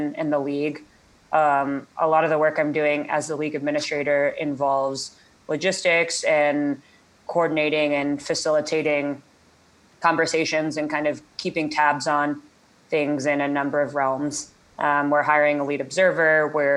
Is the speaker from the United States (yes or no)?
yes; Atlanta, Georgia, United States; moved away as an adult; also born or lived in Los Angeles; I grew up in Atlanta, Georgia